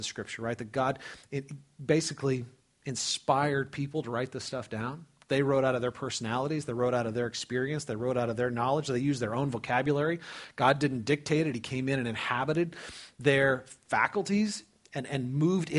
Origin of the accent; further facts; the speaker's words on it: California, United States; moved away as an adult; also born or lived in Dubuque, Iowa; I was raised in California. I'd never been out of California, man.